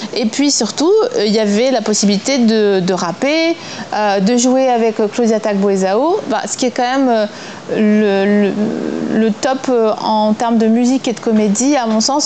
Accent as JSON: {"language": "French", "region": "eastern France", "country": "France", "said": "je viens de l'Est de la France, un endroit qui était très éloigné de toutes les mixtapes et tous les EP euh, qui pouvaient se passer en Paris ou en région parisienne. Et on avait accès au rap via nos radios locales"}